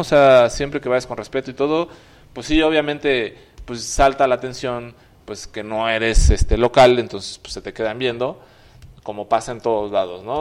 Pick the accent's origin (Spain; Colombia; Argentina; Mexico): Mexico; cuando les decíamos que éramos mexicanos